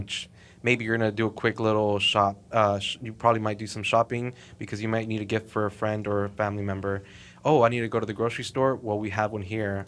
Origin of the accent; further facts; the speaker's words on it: Fort Worth, Texas, United States; also born or lived in Mexico; born and raised here in Fort Worth